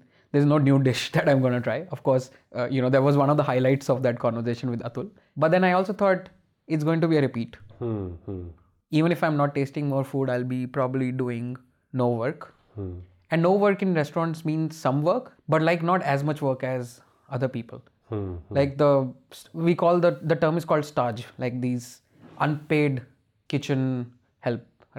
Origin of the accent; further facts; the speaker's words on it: India; Of course, as an Indian, you can always have opinions.